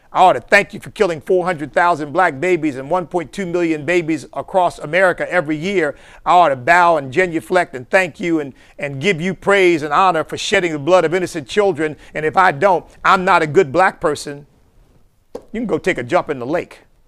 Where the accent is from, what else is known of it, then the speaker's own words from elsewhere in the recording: Chester, Pennsylvania, United States; my hometown of Chester, Pennsylvania